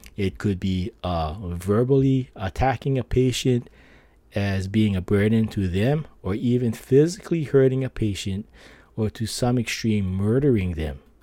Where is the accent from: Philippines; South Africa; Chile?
Philippines; I'm Filipino